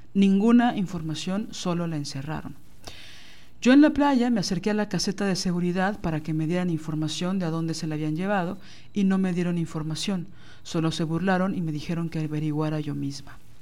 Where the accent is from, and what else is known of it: Mexico